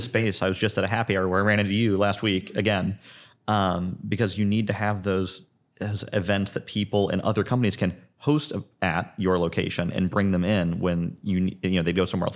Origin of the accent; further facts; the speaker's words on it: Zionsville, Indiana, United States; I'm Indianapolis native, born and raised in Zionsville